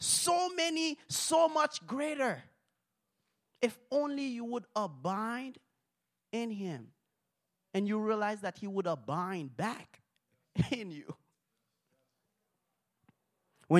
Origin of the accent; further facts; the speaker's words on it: Haiti; English is a second language; now in United States; I'm from Haiti